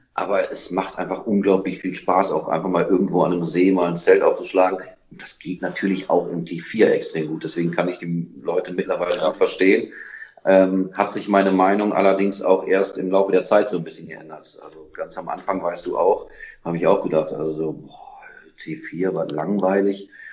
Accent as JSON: {"language": "German", "town": "Solingen", "region": "North Rhine-Westphalia", "country": "Germany", "tie": "born or raised there", "said": "wir kommen nun mal aus Solingen"}